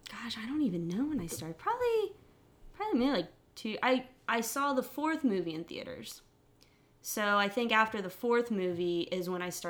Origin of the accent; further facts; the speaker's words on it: Bridgeville, Pennsylvania, United States; I'm from Pittsburgh, yeah. but if we get more into it, Bridgeville, a suburb of Pittsburgh.